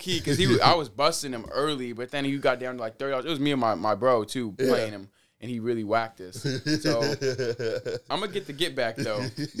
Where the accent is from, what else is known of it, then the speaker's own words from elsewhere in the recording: Federal Way, Washington, United States; You know, Fedway, 253, okay. Big represent, you know, shout out all the guys.